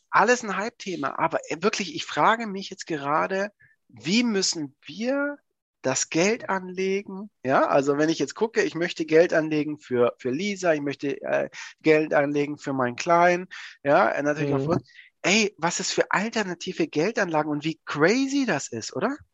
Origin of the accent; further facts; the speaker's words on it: Swabia, Germany; also ich bin ja Schwabe